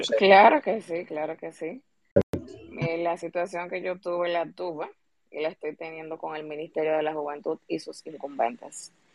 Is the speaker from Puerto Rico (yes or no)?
no; Dominican Republic; nosotros como ciudadanos dominicanos